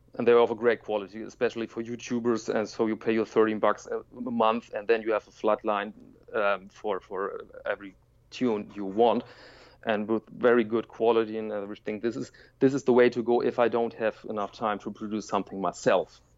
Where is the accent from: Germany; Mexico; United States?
Germany; I'm from Germany